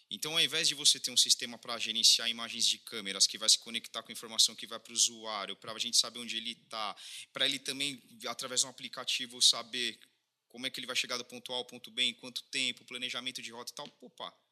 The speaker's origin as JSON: {"language": "Portuguese", "town": "Sorocaba", "region": "São Paulo", "country": "Brazil", "said": "Somos de Sorocaba e Sorocaba tem muita coisa a ensinar, não só para o Brasil, o mundo afora"}